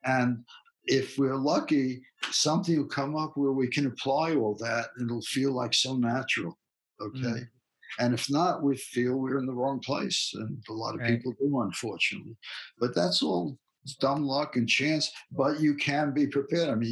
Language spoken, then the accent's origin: English; New York City, New York, United States; accent: Bronx; moved away as an adult; now in California, United States; my Bronx accent